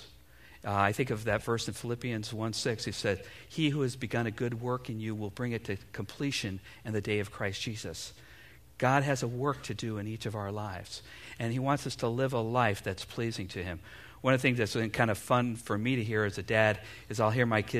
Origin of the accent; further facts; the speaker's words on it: United States; here as American parents